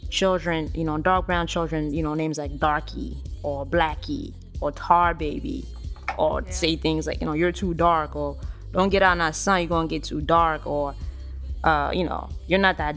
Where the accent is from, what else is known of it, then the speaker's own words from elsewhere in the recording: Jamaica; and but you know, being being Jamaican and being in Jamaica, like, it's the lighter you are, the better chance that you have